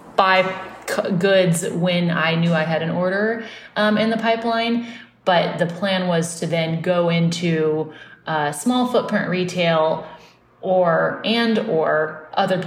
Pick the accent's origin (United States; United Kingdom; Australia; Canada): United States; Austin, Texas; now in New York, United States; I grew up in Austin